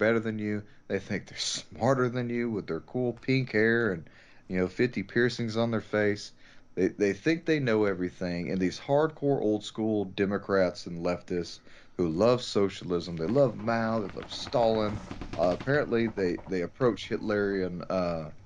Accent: United States; I am an American.

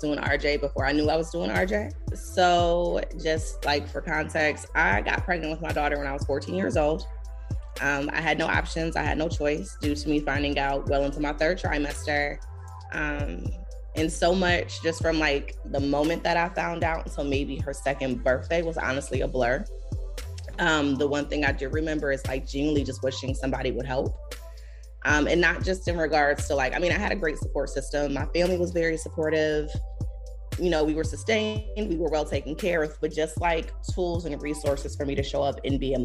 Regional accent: Buffalo, New York, United States; moved away; also born or lived in Greensboro, North Carolina; I'm originally from Buffalo, New York, the Rust Belt

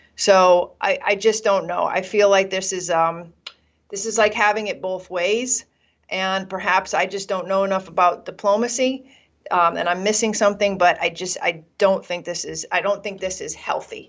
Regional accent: United States; as an American

